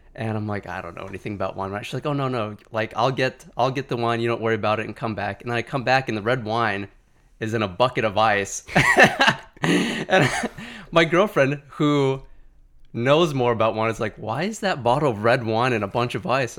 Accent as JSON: {"language": "English", "region": "Wyoming", "country": "United States", "moved": "yes", "said": "I'm from Wyoming"}